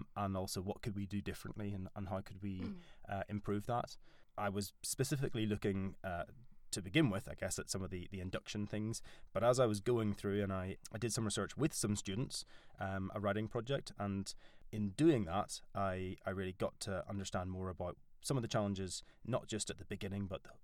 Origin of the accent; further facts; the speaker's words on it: Northern Ireland, United Kingdom; accent: Northern Irish; moved away as an adult; now in York, United Kingdom; I'm Northern Irish. That's what this weird accent is.